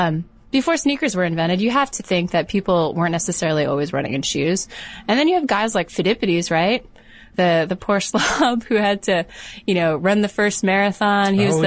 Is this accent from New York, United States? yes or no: no; Connecticut, United States; In Connecticut.